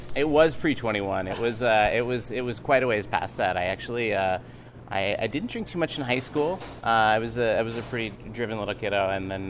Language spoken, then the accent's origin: English; Grants Pass, Oregon, United States; now in Portland, United States; originally, I'm from Grants Pass, Oregon, small town just about four hours south of here.